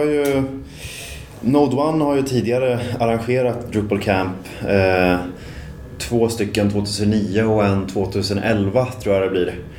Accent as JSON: {"language": "Swedish", "town": "Linköping", "region": "Östergötland", "country": "Sweden", "also_born_or_lived": "Luleå, Sweden", "moved": "as an adult", "lives_now": "Stockholm, Sweden", "said": "jag kommer från Linköping men har bott här i Stockholm nu i, eh, vad blir det, i åtta år. och född i Luleå egentligen"}